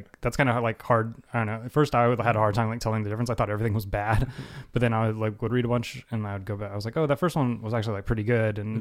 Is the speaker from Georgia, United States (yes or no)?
yes; Atlanta, Georgia, United States; moved away; also born or lived in Los Angeles; my high school in Atlanta